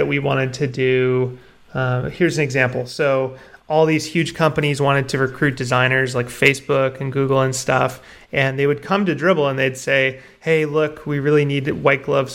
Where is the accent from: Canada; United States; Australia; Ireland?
Canada; I'm Canadian. Okay. I grew up here